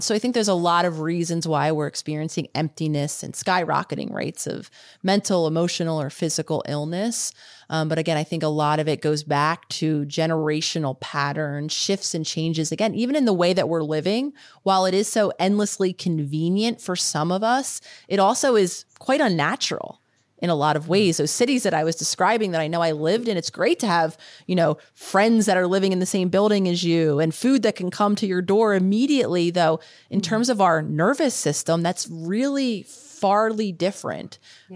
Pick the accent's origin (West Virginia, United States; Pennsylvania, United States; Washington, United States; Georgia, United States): Pennsylvania, United States; Philadelphia; I was living in the city that I decided to live in, which was Philadelphia, my hometown.